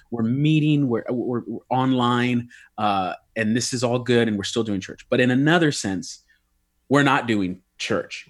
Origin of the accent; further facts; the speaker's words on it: United States; I'm an American through and through